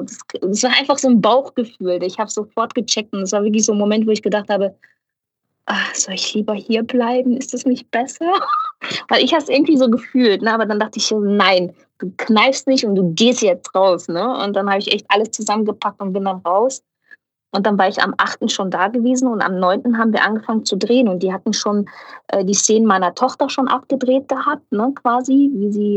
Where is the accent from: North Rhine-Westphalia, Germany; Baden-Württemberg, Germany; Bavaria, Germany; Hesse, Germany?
North Rhine-Westphalia, Germany; Ruhr area; ich komme aus dem Pott. Ich bin ein absolutes Kohlepottkind